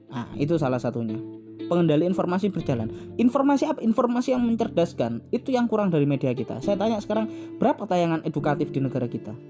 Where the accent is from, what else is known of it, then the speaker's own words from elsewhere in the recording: Java, Indonesia; dulu saya sebagai orang Jawa tidak tahu informasi apapun yang ada di Aceh saya sebagai orang Jawa waktu saya dulu waktu kecil waktu umur-umur 10 tahun